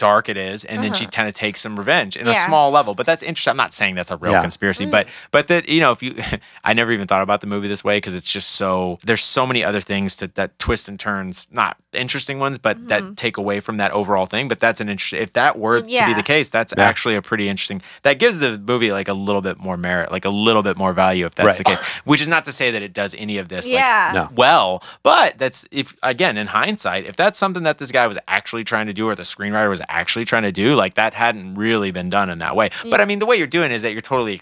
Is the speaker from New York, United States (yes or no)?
no; Texas, United States; I'm from Texas